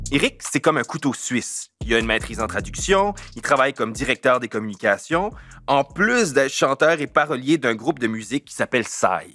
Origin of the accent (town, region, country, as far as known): Acadians of south-east New Brunswick, Canada